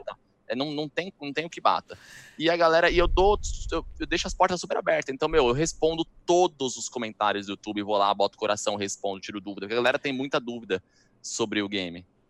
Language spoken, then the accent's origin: Portuguese; Brazil; sou do Brasil